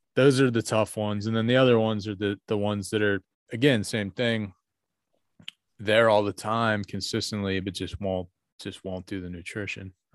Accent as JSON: {"language": "English", "town": "North Huntington", "region": "Pennsylvania", "country": "United States", "tie": "born or raised there", "said": "where I grew up in North Huntington"}